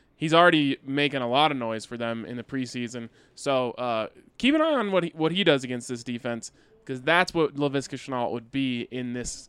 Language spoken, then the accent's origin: English; Colorado, United States; I grew up in Southern Colorado. It's just something you get used to.